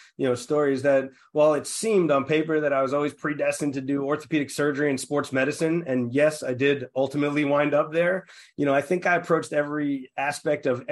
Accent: New York City, New York, United States; I'm from the Rock, from Staten Island

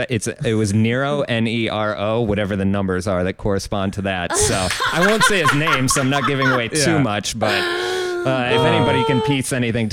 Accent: Ohio, United States; moved away as an adult; now in New York, United States; I grew up in Ohio.

